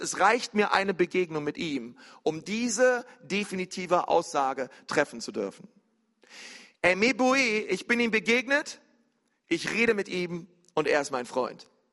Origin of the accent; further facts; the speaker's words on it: near the Uckermark, Brandenburg, Germany; In Brandenburg, in der Uckermark. Äh, gar nicht weit von meinem Heimatort